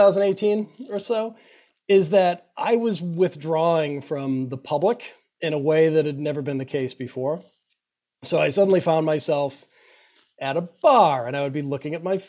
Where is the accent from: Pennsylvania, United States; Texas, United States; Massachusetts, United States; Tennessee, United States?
Massachusetts, United States; Quincy; I grew up in Quincy, Massachusetts, right? It was just on the southern border of Boston.